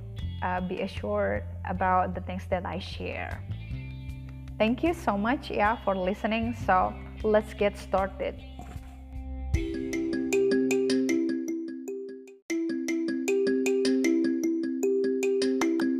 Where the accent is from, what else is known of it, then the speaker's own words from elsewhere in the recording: Indonesia; English is a second language; I'm from Indonesia. So you know that English, it's not my first language.